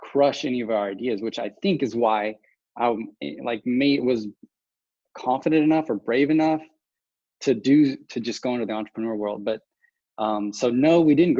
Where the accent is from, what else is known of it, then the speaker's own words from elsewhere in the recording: West Texas, United States; I grew up in West Texas, which is basically a small town, about 150,000 people at the time.